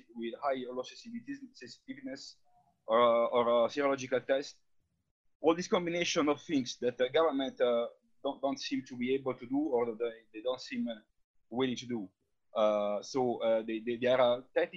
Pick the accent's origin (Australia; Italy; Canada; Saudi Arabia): Italy; English is a second language; now in Brussels, Belgium; as you can understand by my name and my accent, I'm not from the US. I'm based in Brussels and I'm Italian